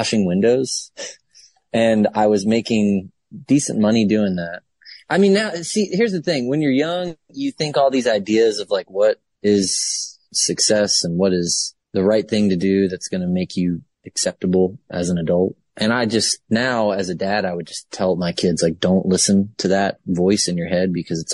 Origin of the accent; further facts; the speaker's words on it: Baltimore, Maryland, United States; moved away as an adult; also born or lived in Savannah, Georgia; I came from the state of Maryland. That's where I was born. I was born in the city of Baltimore